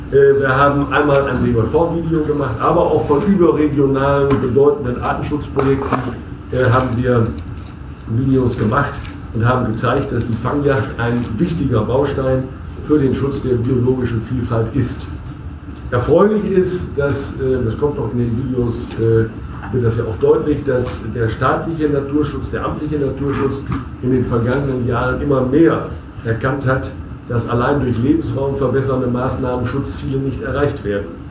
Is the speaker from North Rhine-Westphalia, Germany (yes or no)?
yes; Münsterland, North Rhine-Westphalia, Germany; bei uns im Münsterland